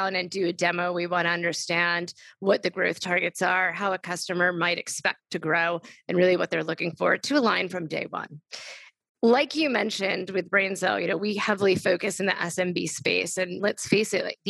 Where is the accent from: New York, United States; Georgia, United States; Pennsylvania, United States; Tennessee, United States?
New York, United States; New York City; I grew up in New York City